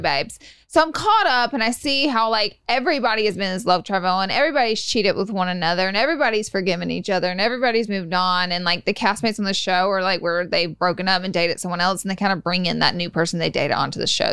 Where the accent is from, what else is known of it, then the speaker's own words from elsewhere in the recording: Alabama, United States; I'm from Alabama